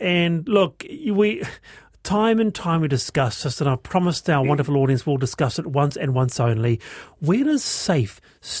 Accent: Queensland, Australia; I grew up in Queensland and fireworks were banned in the 70s under Joe Bjelke-Petersen.

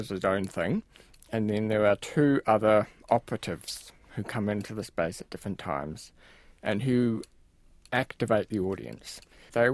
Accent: Wellington, New Zealand; where I grew up in Karori

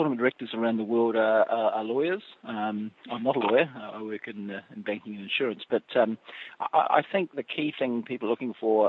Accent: New Zealand; Look, I think it does.

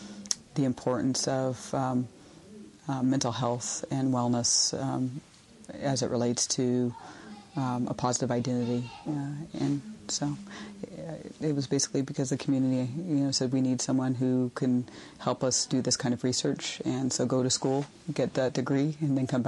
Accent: Oklahoma, United States; I'm from the Choctaw Nation of Oklahoma.

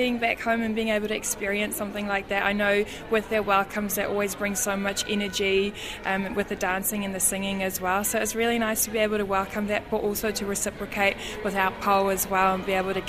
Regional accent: South Africa; moved away as an adult; now in New Zealand; being able to say that it's in my home country

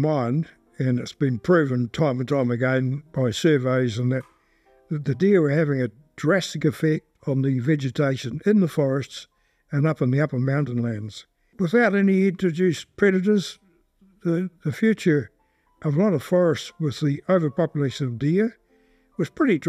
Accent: Southland, New Zealand; also born or lived in Te Anau; I was born in Otaria down in Southland in 1936, so that makes me 83 years old.

